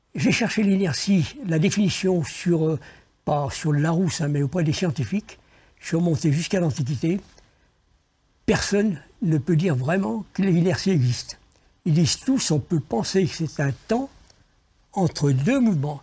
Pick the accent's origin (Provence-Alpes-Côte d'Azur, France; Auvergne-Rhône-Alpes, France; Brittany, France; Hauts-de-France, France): Auvergne-Rhône-Alpes, France; Lyon; je suis né à Lyon, je connaissais que Lyon